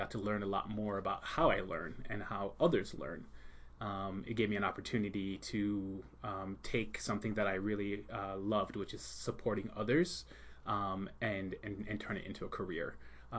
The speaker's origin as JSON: {"language": "English", "town": "Long Island", "region": "New York", "country": "United States", "tie": "born or raised there", "also_born_or_lived": "Jamaica", "said": "And I grew up in New York, Long Island, New York. Notice I don't have a Long Island accent. I don't say Long Island."}